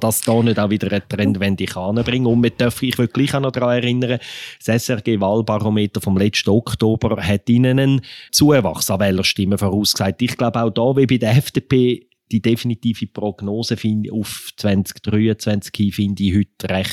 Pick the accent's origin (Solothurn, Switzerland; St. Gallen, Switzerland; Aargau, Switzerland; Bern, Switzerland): Aargau, Switzerland; also der Aargau ist im Fall teilweise katholisch, würde ich als Aargauer doch noch einwenden.